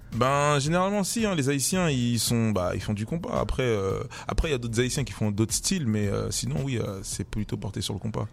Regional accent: Paris, Île-de-France, France; Paris, voilà, Paris c'est très grand. Et ouais, euh, je viens de Paris

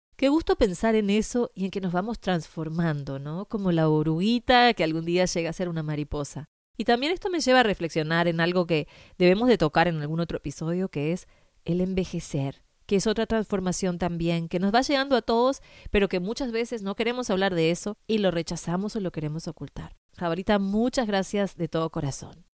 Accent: Uruguay; moved away; Yo crecí en Uruguay

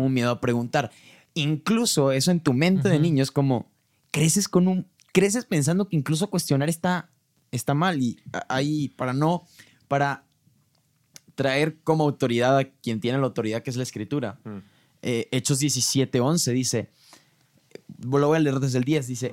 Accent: Mexico; yo, soy muy mexicano.

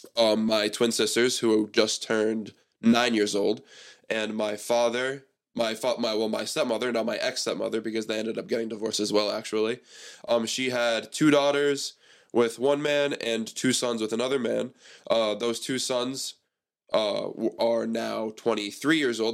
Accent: Seekonk, Massachusetts, United States; also born or lived in East Providence, Rhode Island / Pawtucket, Rhode Island / Cranston, Rhode Island; I grew up in Seekonk. I have all these friends in Seekonk

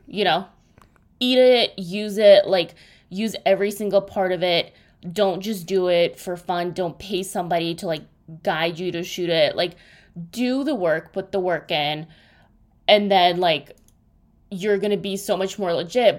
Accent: Russia; moved away; when I grew up in Russia

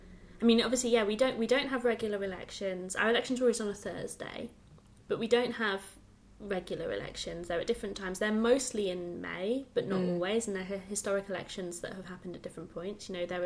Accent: Lincolnshire, East Midlands, United Kingdom; moved away as an adult; now in London, United Kingdom; I've never voted in Lincolnshire. I left Lincolnshire when I was 18.

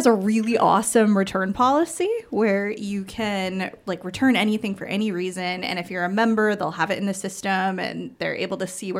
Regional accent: Massachusetts, United States; now in California, United States; I'm from Massachusetts originally, and I'm like, this is a summer evening where I'm from.

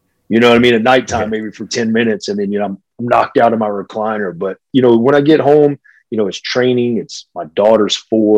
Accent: Hickory, North Carolina, United States; moved away as an adult; I'm from a small town, Hickory, North Carolina, where it was a furniture industry.

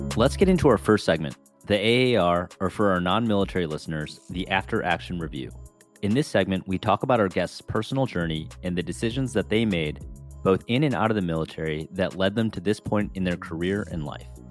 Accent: Chicago, Illinois, United States; I grew up in, uh, the northern suburbs of Chicago

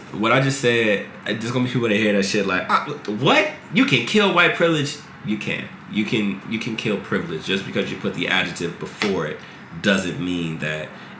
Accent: Midwest, United States; Bro, I'm from the Midwest.

